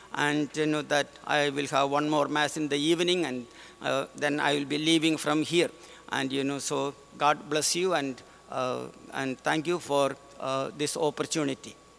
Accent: India; moved away; I am from India

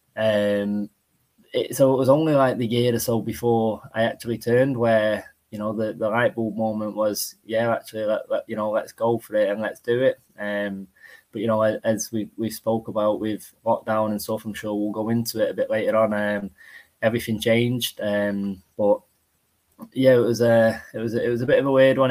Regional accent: Salford, North West England, United Kingdom; also born or lived in Eccles; I'm from Salford

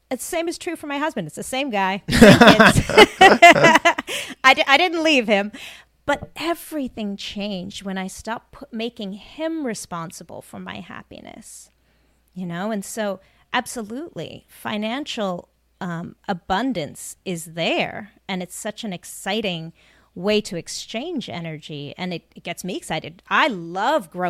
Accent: South Africa; now in United States; You know, I'm from South Africa originally, my family immigrated. That hard work ethic was ingrained in us. You know, we had, you know, very little money when we moved to America.

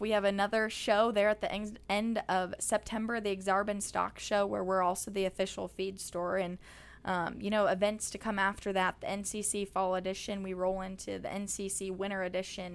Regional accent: Kearney, Nebraska, United States; my hometown of Kearney, Nebraska

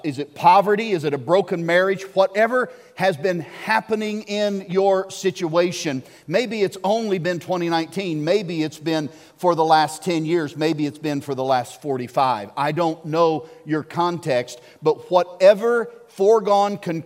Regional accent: Arkansas, United States; I grew up in Arkansas

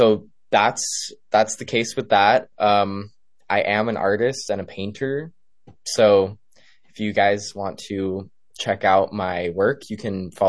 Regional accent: Los Angeles, California, United States; I'm from Los Angeles

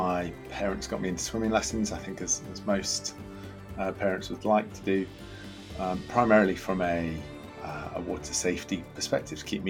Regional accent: Nottingham, East Midlands, United Kingdom; I grew up in Nottingham

